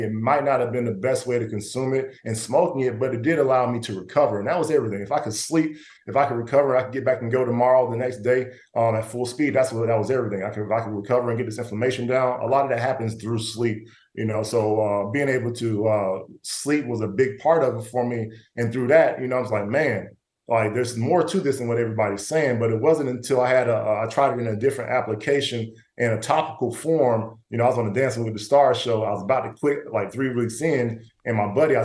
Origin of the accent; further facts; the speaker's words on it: the Bible Belt, the South, United States; I grew up in the Bible Belt down south